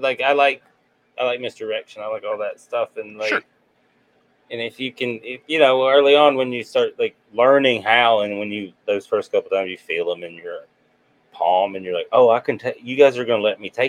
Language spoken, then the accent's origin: English; Nashville, Tennessee, United States; I grew up in Nashville